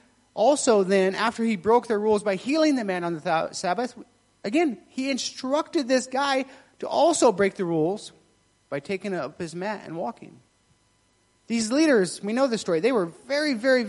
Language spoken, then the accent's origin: English; United States; I'm American